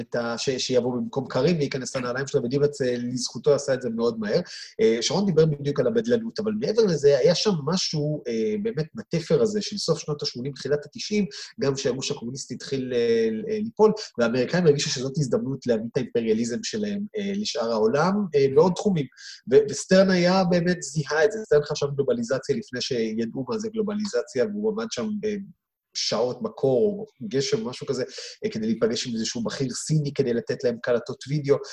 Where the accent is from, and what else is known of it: Israel